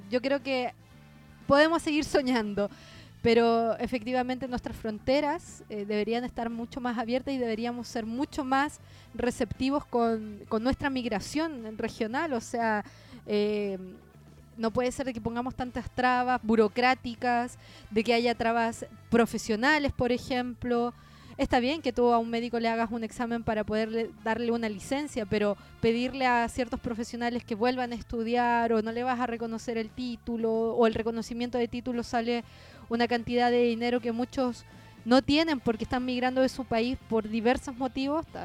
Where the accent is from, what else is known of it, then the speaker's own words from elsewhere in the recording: Chile; now in Peru; yo soy ciudadana chilena y no soy ciudadana peruana, o sea, yo no voto acá en Perú. Ya llevo viviendo cuatro años